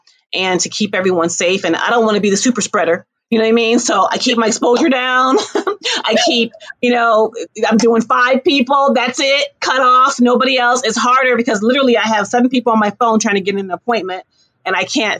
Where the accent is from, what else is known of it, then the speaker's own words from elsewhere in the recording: New York, United States; I'm a New Yorker.